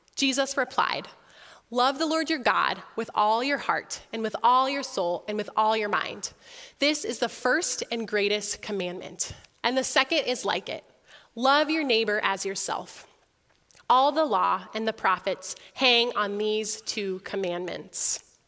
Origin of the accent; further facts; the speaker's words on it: Sioux Falls, South Dakota, United States; also born or lived in Orange City, Iowa / Holland, Michigan; I was also born and raised in Sioux Falls, just right across the street from here